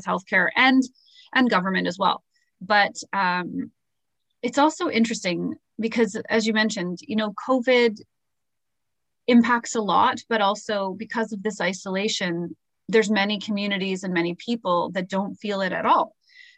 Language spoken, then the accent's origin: English; Toronto, Ontario, Canada; we're from Toronto.